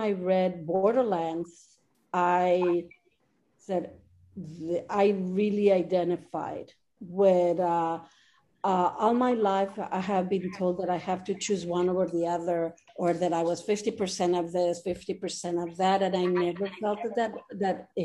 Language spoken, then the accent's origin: English; Monterrey, Nuevo León, Mexico; moved away as an adult; also born or lived in Milwaukee, Wisconsin, United States; now in United States; And I grew up in Monterrey, Mexico.